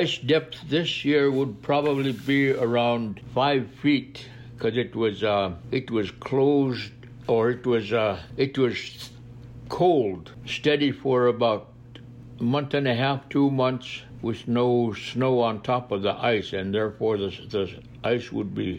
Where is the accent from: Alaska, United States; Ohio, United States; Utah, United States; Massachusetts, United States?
Alaska, United States; Napakiak; I have lived all my life in Alaska. My living was in Napakiak until I became 14 years old